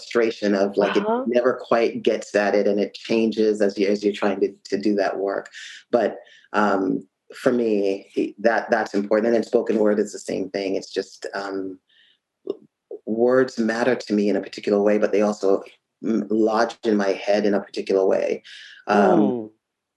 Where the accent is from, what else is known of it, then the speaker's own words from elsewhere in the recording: Jamaica; I grew up in Jamaica